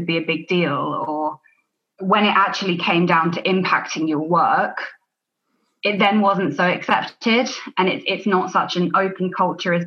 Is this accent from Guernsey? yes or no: yes; Alderney, Guernsey; moved away as an adult; also born or lived in United Kingdom; I'm from Alderney in the Channel Islands, which is a really small, beautiful island, 2,000 people here.